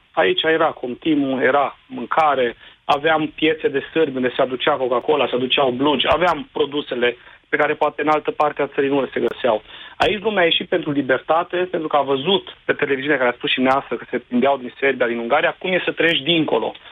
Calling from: Timișoara, Timiș County, Romania; Bună ziua, domnul Moise … din Timișoara, oraș unde a spus și neastră că a început Revoluția.

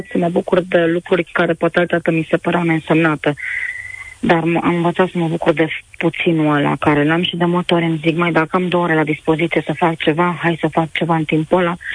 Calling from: Bacău, Bacău County, Romania; Ah, bună ziua … sunt de la Bacău.

